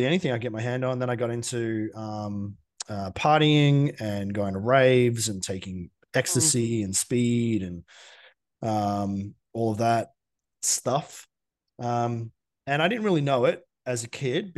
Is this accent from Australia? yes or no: yes; Geelong, Victoria, Australia; I grew up in Geelong, small town in Victoria.